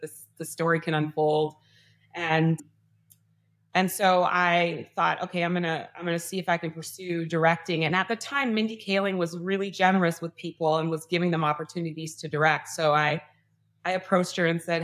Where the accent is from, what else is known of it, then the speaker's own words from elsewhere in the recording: Canada; moved away; I'm from Canada